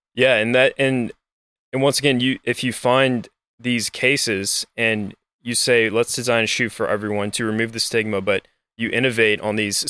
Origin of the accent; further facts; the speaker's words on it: Lafayette, Louisiana, United States; also born or lived in New Orleans, Louisiana; I grew up in Lafayette, Louisiana